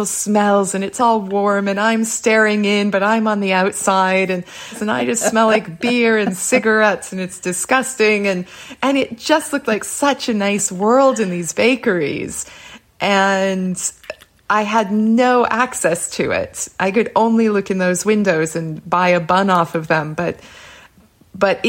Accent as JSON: {"language": "English", "town": "Boston", "region": "Massachusetts", "country": "United States", "also_born_or_lived": "Prague", "moved": "as an adult", "said": "I'm from Boston"}